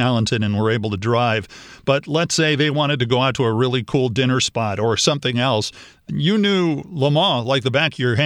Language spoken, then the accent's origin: English; Los Angeles, California, United States; I was born in Hollywood